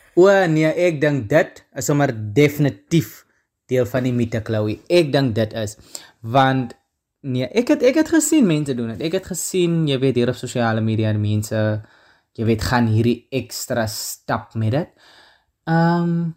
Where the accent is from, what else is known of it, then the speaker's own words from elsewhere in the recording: Karkams, Northern Cape, South Africa; also born or lived in Stellenbosch; ek kom uit Namakoland uit. So ek is 'n nammetjie, ek kom daar uit die uh tussen die klippe van die Kamiesberge uit, met 'n klein dorpie met naam Karkam